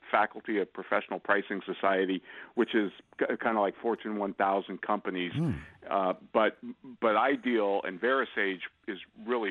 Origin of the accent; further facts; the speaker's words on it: Santa Rosa, California, United States; Born and raised in Santa Rosa, California